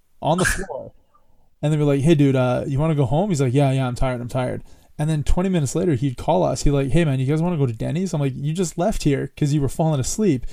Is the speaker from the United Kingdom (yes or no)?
no; Canada; in my hometown for lunchtime, if it was shitty weather outside, and where I grew up, it wasn't shitty weather almost ever. Like it was beautiful. It's like one of the nicest places in Canada